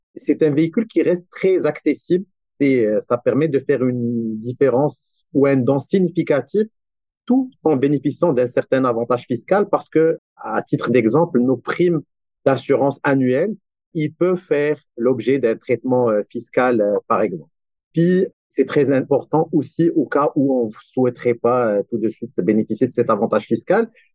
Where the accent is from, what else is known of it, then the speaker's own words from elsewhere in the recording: Morocco; now in Montreal, Canada; je soutiens aussi des initiatives basées au Maroc, mon pays d'origine aussi